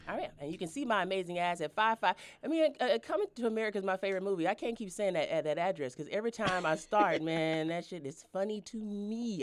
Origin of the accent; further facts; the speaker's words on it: Denver, Colorado, United States; from Denver, Colorado